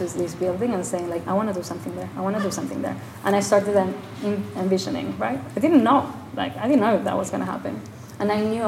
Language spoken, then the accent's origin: English; Argentina; moved away as an adult; also born or lived in Mexico / New York, United States; I come from Argentina